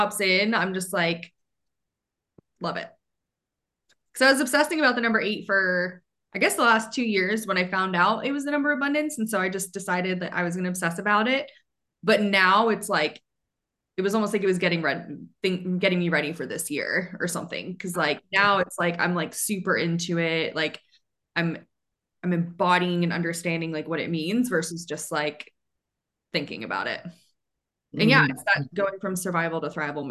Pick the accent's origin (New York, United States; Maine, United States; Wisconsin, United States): Maine, United States; I'm from Maine